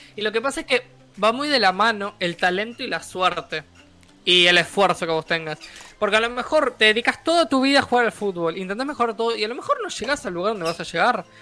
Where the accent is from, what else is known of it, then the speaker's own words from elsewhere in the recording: Uruguay; yo soy de Uruguay